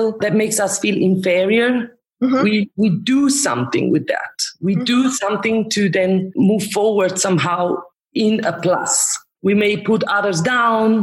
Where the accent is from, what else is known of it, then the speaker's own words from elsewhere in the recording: Romansh-speaking part of Switzerland, Graubünden, Switzerland; moved away as an adult; also born or lived in Zurich; I am from the Romanish, Retro-Romanish part of Switzerland, now where I have brought my work. So I'm not anymore in the German part